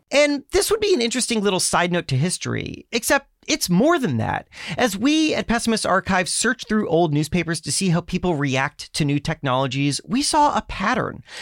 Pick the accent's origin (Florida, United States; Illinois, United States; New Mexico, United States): Florida, United States; South; I grew up in South Florida